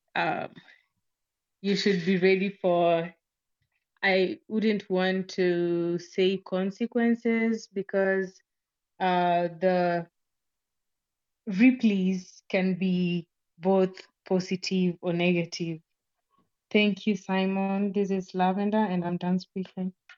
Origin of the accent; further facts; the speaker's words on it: Kenya; I'm Kenyan, and I'm joining from Kenya